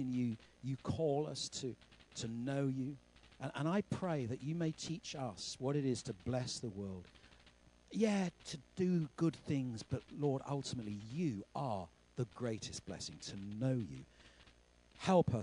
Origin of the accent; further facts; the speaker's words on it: United Kingdom; we're British